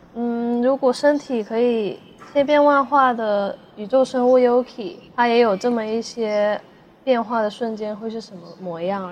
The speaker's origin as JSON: {"language": "Chinese", "town": "Shenzhen", "region": "Guangdong", "country": "China", "tie": "born or raised there", "said": "我一直都在，呃，深圳这边"}